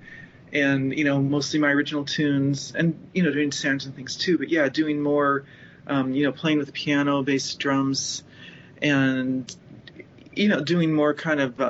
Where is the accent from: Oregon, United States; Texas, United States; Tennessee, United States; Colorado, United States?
Colorado, United States; Denver; moved away; I grew up in Denver